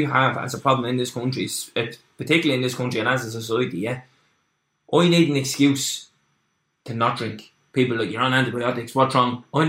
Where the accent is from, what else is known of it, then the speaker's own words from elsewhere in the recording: Dublin, Leinster, Ireland; So similar to yourself, I grew up in Lord's Flats down there, just outside my dream machine, the Diamond.